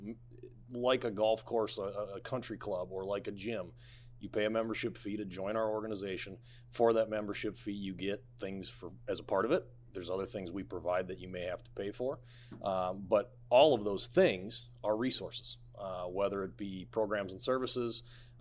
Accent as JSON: {"language": "English", "town": "Minneapolis", "region": "Minnesota", "country": "United States", "tie": "born or raised there", "said": "Born and raised in Minneapolis, Minnesota"}